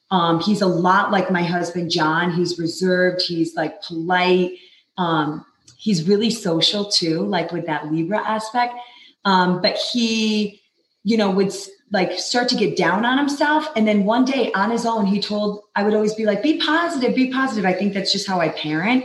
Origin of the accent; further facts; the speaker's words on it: New York, United States; moved away as an adult; also born or lived in Los Angeles; now in Utah, United States; I grew up in New York, born and raised